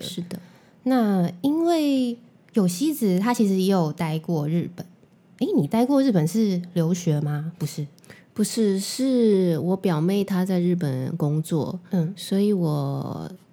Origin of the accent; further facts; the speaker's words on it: Taiwan; also born or lived in Japan; 因为我自己学日文，我是台湾人嘛，那我一开始就会，就懂中文了